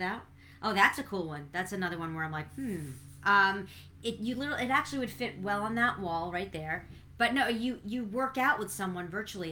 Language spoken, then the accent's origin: English; New York City, New York, United States; when I was growing up in Brooklyn, we, you know, as a Brooklyn girl